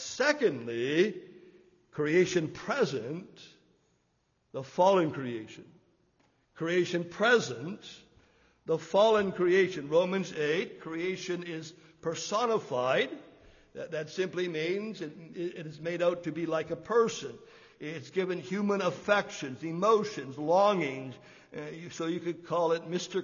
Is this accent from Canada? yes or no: yes; Canada; we grew up in Canada